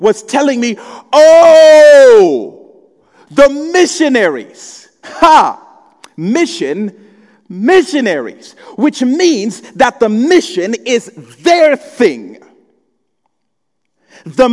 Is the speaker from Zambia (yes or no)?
yes; Zambia; moved away; when I was growing up in Zambia